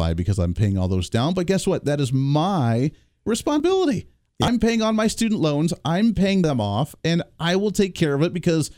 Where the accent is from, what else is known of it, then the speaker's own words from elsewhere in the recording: Kansas, United States; 4th District from here in Kansas, my home district in my home state